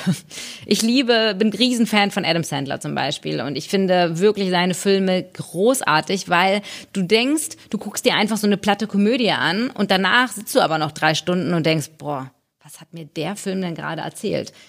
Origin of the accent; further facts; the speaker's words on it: Hamburg, Germany; ich bin in Hamburg geboren